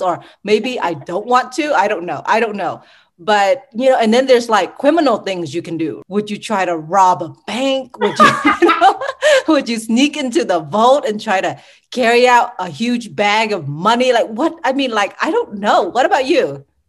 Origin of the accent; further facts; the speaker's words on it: Sugar Land, Texas, United States; also born or lived in Ho Chi Minh City, Vietnam; I really grew up in Sugarland, Texas